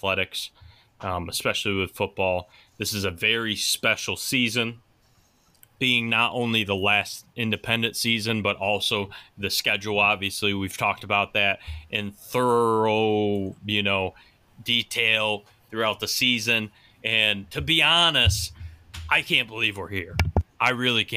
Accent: United States; accent: Pittsburghian, Midwestern, Canadian, Buffalonian; you only live a few hours from Pittsburgh and Midwestern, Canadian, Buffalonian type. Pittsburgh, yeah, it's all in my accent and my phrasing

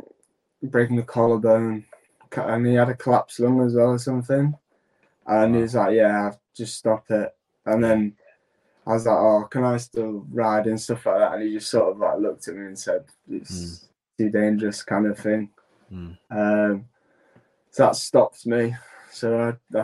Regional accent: Yorkshire and the Humber, United Kingdom; accent: broad; being a Yorkshireman, like, I'm not from Hull, I'm from East Yorkshire. So being a Yorkshireman and growing up with Joe

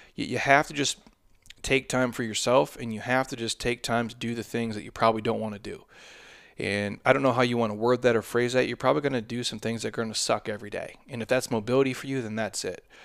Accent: Midwest, United States; now in Arizona, United States; I come from the Midwest

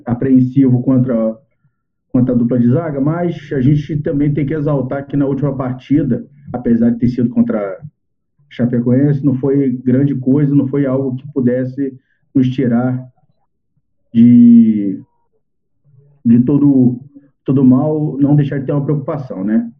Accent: Brazil; Nós, como brasileiros

